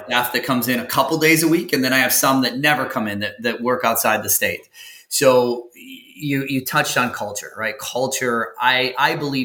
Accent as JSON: {"language": "English", "region": "Wisconsin", "country": "United States", "tie": "born or raised there", "said": "where I grew up in Wisconsin was like on, it was out in the sticks"}